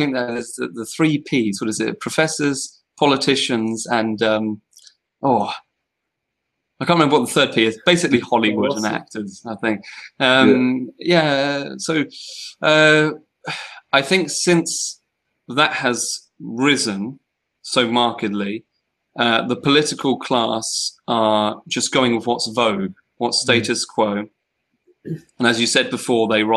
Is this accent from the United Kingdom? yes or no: yes; United Kingdom; we're British